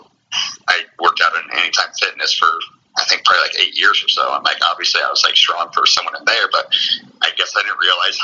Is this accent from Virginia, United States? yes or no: no; Iowa, United States; I'm from Iowa